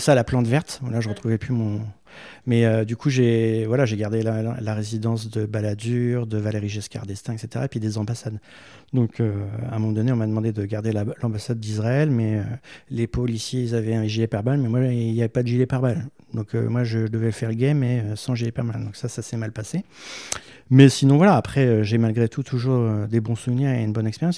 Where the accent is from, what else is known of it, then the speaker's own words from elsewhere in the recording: Méru, Hauts-de-France, France; also born or lived in Versailles; très jeune, à l'âge de cinq ans, euh, j'ai été, euh, dans l'Oise à Meru. Euh, donc mes parents avaient fait le choix d'aller, euh, euh, à la campagne, euh, faire construire une maison.